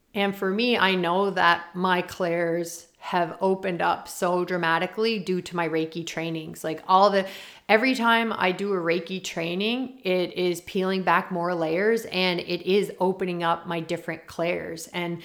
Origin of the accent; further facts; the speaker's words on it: Prince Edward Island, Canada; I'm from Prince Edward Island